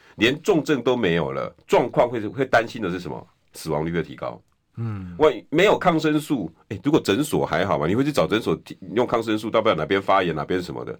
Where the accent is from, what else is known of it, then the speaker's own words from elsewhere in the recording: Taiwan; 我们台湾人民